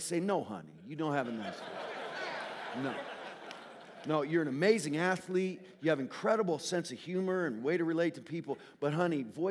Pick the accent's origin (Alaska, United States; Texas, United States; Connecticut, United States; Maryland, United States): Connecticut, United States; I'm from Connecticut. I grew up in Connecticut